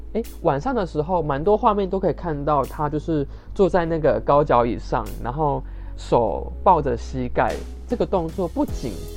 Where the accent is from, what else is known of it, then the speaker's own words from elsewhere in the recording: Taiwan; 我们台湾人